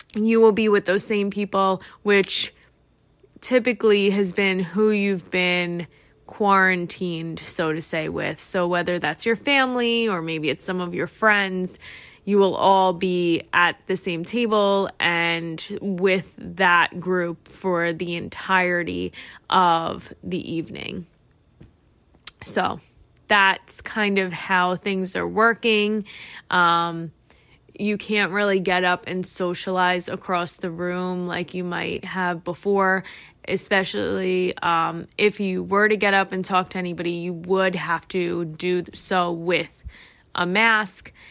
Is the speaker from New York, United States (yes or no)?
yes; New York, United States; I am from New York